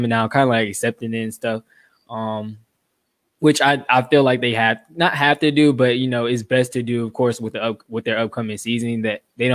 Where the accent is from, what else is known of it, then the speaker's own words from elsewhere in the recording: Atlanta, Georgia, United States; I'm from Atlanta, Georgia, born and raised in Atlanta, Georgia.